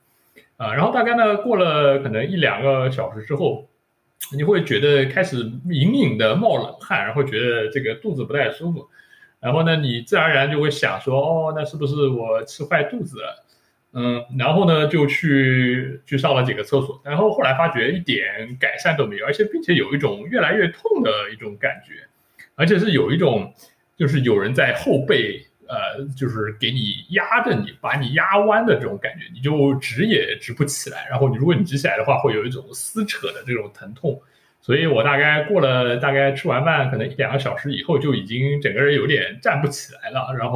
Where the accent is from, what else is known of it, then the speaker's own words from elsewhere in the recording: Shanghai, China; 上海人的 instinct 拯救了他，我是上海人的贪小便宜毁灭了我。